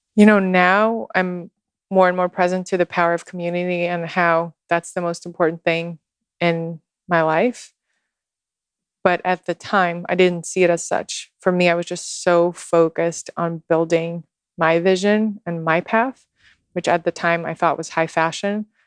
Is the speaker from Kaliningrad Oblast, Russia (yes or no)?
no; Moscow, Russia; born or raised there; English is a second language; moved away as an adult; also born or lived in Houston, Texas / New York